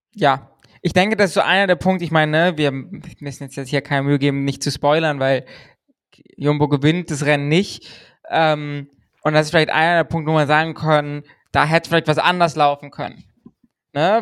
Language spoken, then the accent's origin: German; Germany; wir befinden uns im deutschen Twitter-Space, wir sind Deutsche